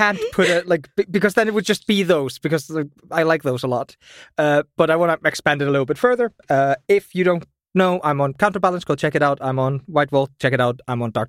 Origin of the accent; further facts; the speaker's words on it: Iceland; I'm from Iceland.